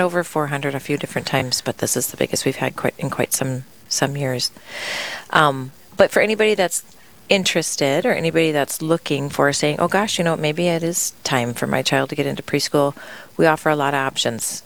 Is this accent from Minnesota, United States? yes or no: yes; Tracy, Minnesota, United States; now in Sioux Falls, United States; I grew up in Minnesota and was able to go to my parents sent us to a Catholic elementary in my town of Tracy, Minnesota